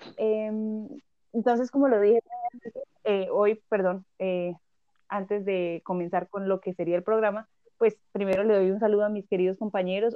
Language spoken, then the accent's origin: Spanish; Bucaramanga, Santander, Colombia; Yo que soy de Bucaramanga